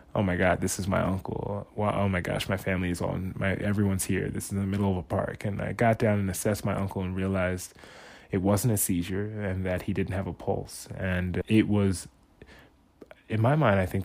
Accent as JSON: {"language": "English", "town": "New York City", "region": "New York", "country": "United States", "tie": "born or raised there", "moved": "as an adult", "lives_now": "Los Angeles, United States", "said": "I was born and raised in New York City"}